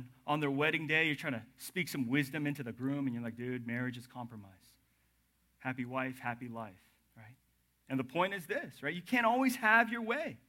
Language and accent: English; the South, United States; moved away; I'm from the South